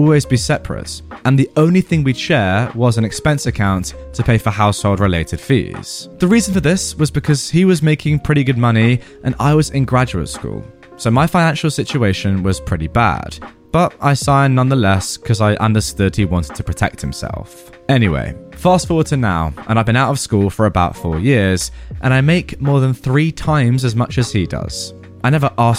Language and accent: English; England, United Kingdom; I'd always say I'm English. I've lived in England my entire life